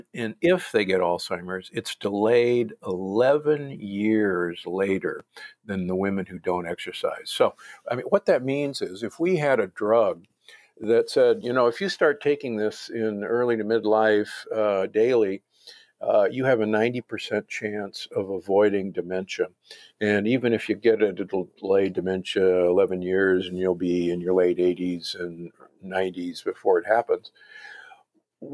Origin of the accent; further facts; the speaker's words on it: Omaha, Nebraska, United States; also born or lived in Milwaukee; I grew up in Omaha and Milwaukee. So I grew up the beef state is what Nebraska is called.